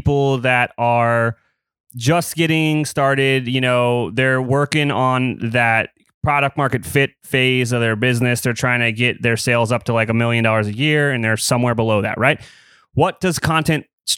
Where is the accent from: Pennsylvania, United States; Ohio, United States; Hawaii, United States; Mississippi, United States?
Ohio, United States; Columbus; I grew up here in Columbus, Ohio